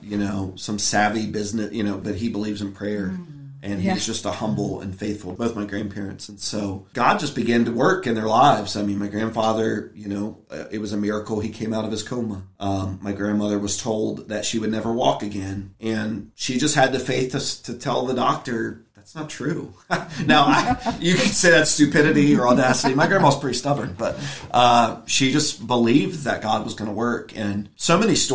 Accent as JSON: {"language": "English", "region": "Virginia", "country": "United States", "tie": "born or raised there", "also_born_or_lived": "Ohio", "said": "I was born in Virginia"}